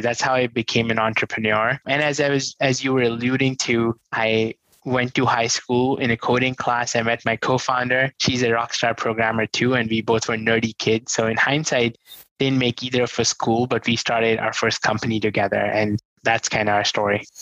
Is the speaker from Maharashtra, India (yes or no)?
no; New Delhi, Delhi, India; I grew up in New Delhi, come from a very humble, poor family